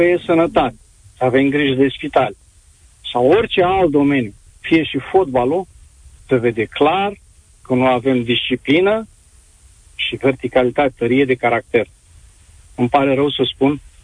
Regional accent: Constanța, Constanța County, Romania; sunt din Constanța, aici în Constanța

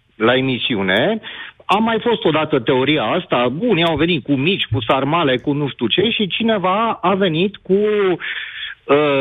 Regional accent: Transylvania, Romania; Deci eu sunt ardelean, sunt născut și părinții și toți și așa mai departe, sunt jumate moldovean, tata moldovean și mama unguroaică

